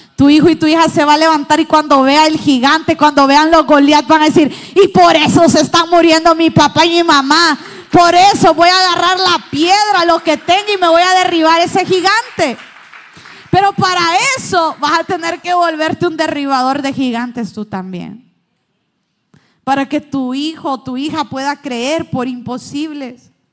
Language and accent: Spanish; Honduras